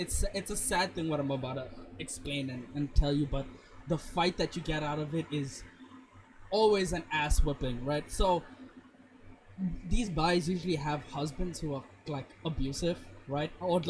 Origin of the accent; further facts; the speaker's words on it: Botswana; Growing up in Botswana